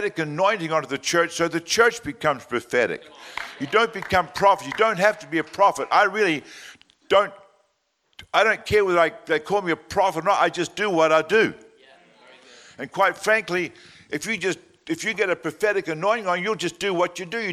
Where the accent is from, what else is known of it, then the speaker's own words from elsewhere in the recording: Australia; me being an Australian